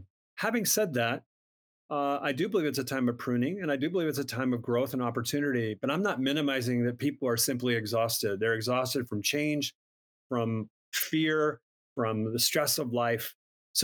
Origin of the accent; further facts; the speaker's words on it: Minnesota, United States; I'm from Minnesota, Minnesota kid.